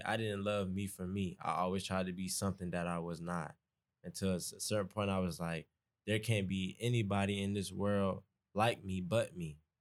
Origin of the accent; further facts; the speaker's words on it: Atlanta, Georgia, United States; moved away as an adult; I'm from East Atlanta, so I already have my own accent